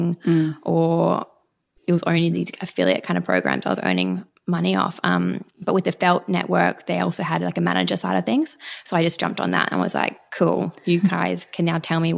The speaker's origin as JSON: {"language": "English", "town": "Brisbane", "region": "Queensland", "country": "Australia", "tie": "born or raised there", "moved": "as an adult", "lives_now": "Sydney, Australia", "said": "I grew up in Brisbane and I moved to Sydney when I was 21"}